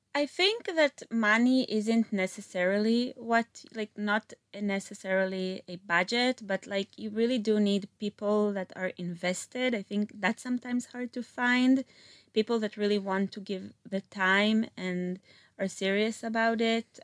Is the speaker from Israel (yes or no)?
yes; Meitar, Southern District, Israel; also born or lived in Philadelphia; originally, I'm from Meital, which is next to Beersheba, like a small suburb.